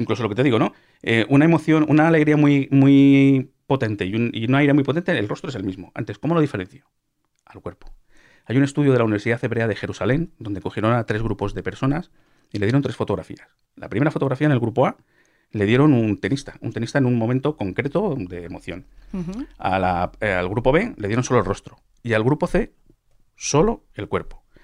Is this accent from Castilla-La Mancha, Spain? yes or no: yes; Cuenca, Castilla-La Mancha, Spain; yo también soy de Cuenca